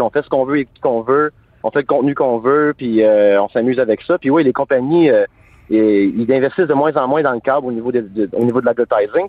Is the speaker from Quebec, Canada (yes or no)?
no; Hawkesbury, Ontario, Canada; Je viens d'Oxbury, Ontario